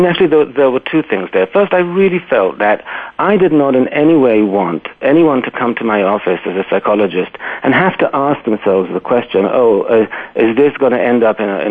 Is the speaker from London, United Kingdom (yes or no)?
yes; London, United Kingdom; born there; accent: British; I was born in London, actually, and raised all over the place. But yeah, so this is the remnants of the accent.